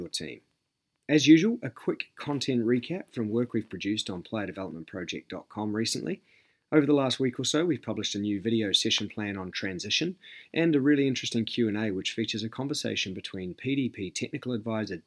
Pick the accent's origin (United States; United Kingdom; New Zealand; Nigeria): New Zealand; as a Kiwi